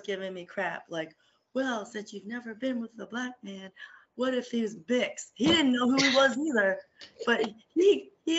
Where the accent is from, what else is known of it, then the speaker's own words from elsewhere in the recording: Philippines; being Filipino